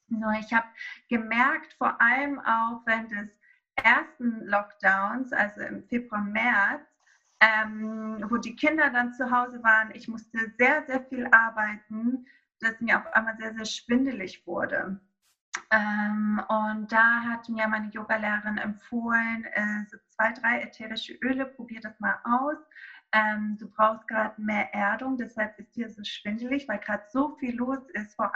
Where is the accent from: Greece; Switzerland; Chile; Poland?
Greece; now in Hamburg, Germany; Ich bin in Griechenland aufgewachsen, auf einer kleinen Insel. Ähm, äh, aber meine Mutter ist Deutsche und mein Vater ist Grieche und so bin ich zweisprachig aufgewachsen und jetzt seit 2011 halt hier in Hamburg.